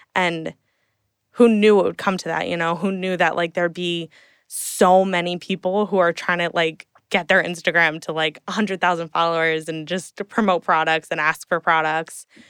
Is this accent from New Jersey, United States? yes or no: yes; Hunterdon County, central New Jersey, United States; moved away as an adult; now in New York City, United States; grew up in New Jersey my whole life, um, in, well, central Jersey.